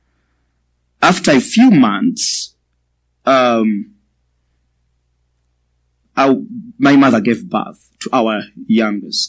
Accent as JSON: {"language": "English", "country": "Uganda", "said": "I come from Uganda, in the eastern part of Africa."}